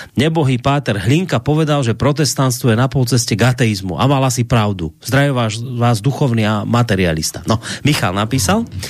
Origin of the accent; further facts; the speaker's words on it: Slovakia; sa cítim ako Slovák